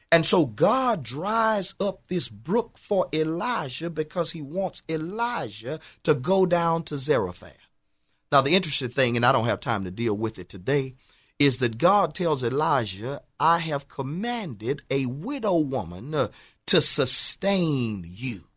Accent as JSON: {"language": "English", "town": "Houston", "region": "Texas", "country": "United States", "tie": "born or raised there", "said": "I grew up in, in Fifth Ward, Texas"}